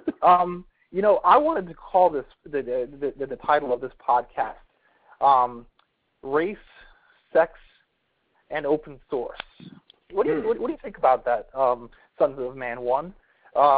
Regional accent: Washington, District of Columbia, United States; also born or lived in Tallahassee, Florida; I'm from the Washington, D.C. area

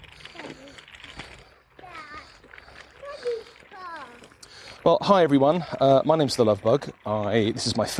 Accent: southern England, United Kingdom; now in South Yorkshire, United Kingdom; I'm not a South Yorkshire native. I'm actually from the south of the UK, you know. I'm from southern England

